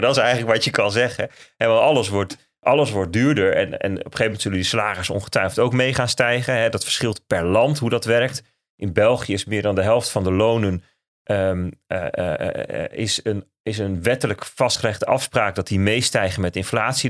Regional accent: Netherlands; wij als Nederlanders

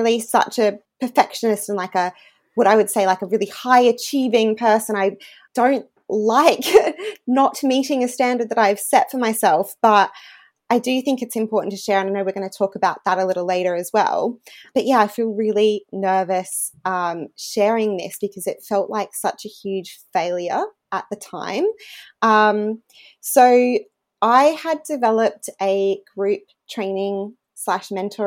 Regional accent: regional Queensland, Australia; moved away as an adult; also born or lived in United Kingdom; I actually worked as a reporter in my hometown where we're living again now in regional Queensland for 5 years.

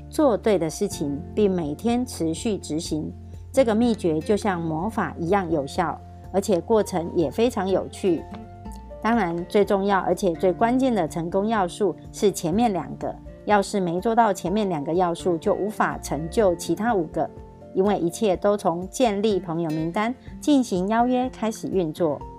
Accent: Miaoli, Miaoli County, Taiwan

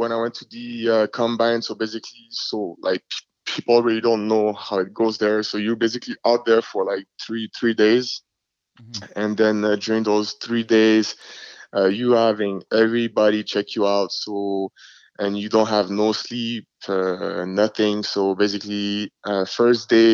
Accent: Montreal, Quebec, Canada; English is a second language; moved away as an adult; I was a guy from Montreal

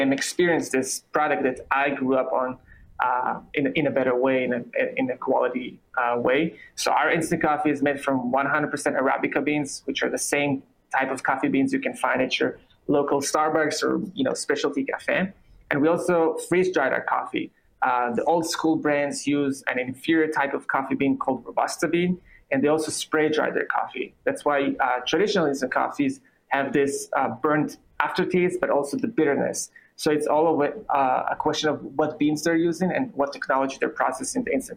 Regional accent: Israel; English is a second language; moved away as an adult; also born or lived in New York City; now in United States; I'm originally from Israel, as you can hear. I moved to the U.S. about 8 years ago

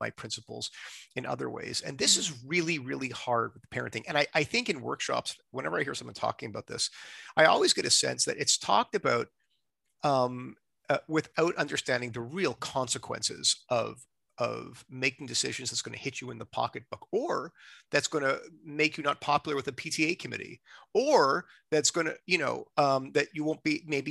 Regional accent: Montreal, Quebec, Canada; now in Toronto, Canada; I'm not from Toronto. I'm from, you know, Montreal

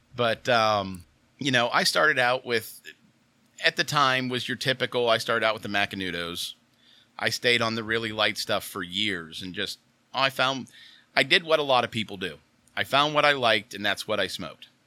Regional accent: Oil City, Pennsylvania, United States; I'm originally from Oil City, Pennsylvania

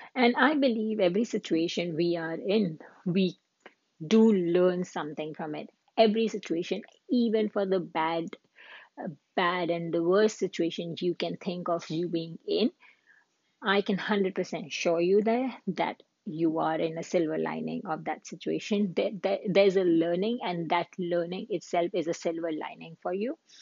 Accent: India; moved away as an adult; now in Canada; I'm an Indian woman who lived in Canada.

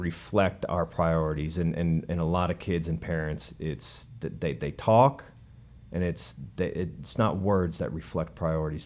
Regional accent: Denver, Colorado, United States; I grew up in Denver, like I said, uh, at least in high school.

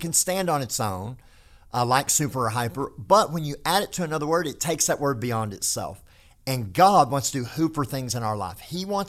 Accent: Texas, United States; accent: hick; I do talk like a hick, but that's environmental, not genetic. That's because I was raised in North Texas.

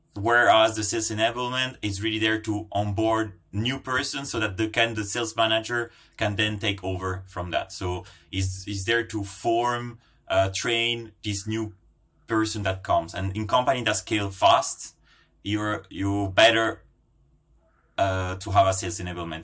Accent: Brussels, Brussels-Capital Region, Belgium; also born or lived in Italy; I'm Italian Finnish. Um, I born in Italy, grown up in Brussels, uh, which is home today

